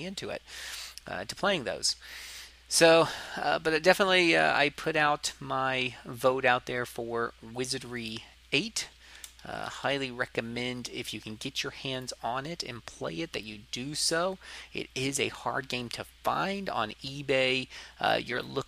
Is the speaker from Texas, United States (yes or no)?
no; Florida, United States; accent: southern; I am from the south, but for some reason people don't consider Florida the south